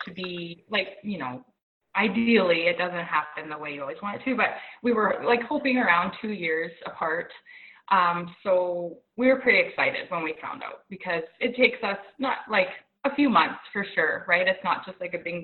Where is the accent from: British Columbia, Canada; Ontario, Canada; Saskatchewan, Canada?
Saskatchewan, Canada; Macklin; now in Irma, Canada; I'm originally from a small town in Saskatchewan. I'm from Macklin, Saskatchewan